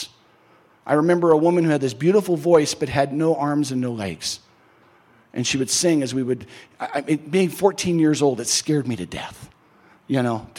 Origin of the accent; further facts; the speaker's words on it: Southern California, United States; the denomination I grew up in Southern California